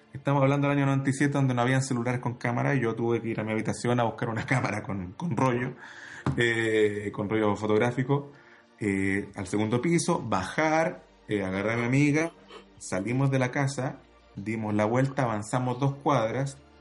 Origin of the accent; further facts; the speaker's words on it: Santiago, Santiago Metropolitan Region, Chile; Yo crecí en Santiago eh, al lado del aeropuerto Cerrillos